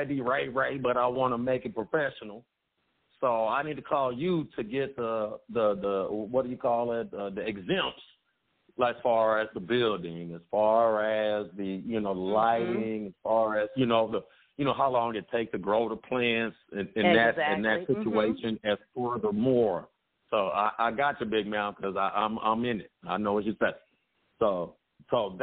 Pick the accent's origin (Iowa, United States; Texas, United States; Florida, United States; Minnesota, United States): Texas, United States; Dallas; I'm from Dallas, too. I'm in Dallas right now